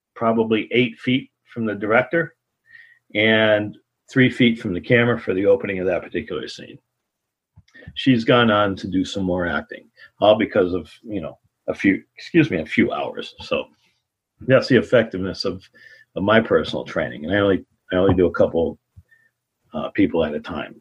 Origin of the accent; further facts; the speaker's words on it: Ludlow, Massachusetts, United States; I grew up in Ludlow, Massachusetts, uh, in basically the Pioneer Valley area of Springfield, Mass